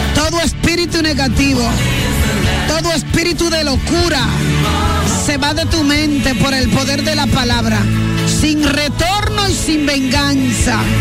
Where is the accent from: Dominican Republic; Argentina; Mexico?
Dominican Republic; Villa Altagracia, San Cristóbal; yo me crié un tiempo en Villa Altagracia